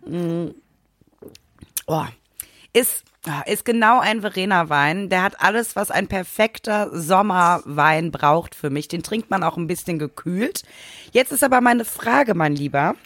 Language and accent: German; Germany; bei uns in Deutschland